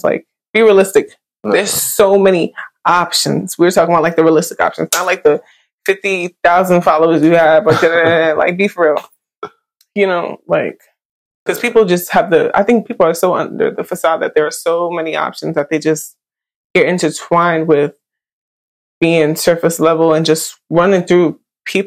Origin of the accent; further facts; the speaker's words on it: New York City, New York, United States; I'm from Brooklyn too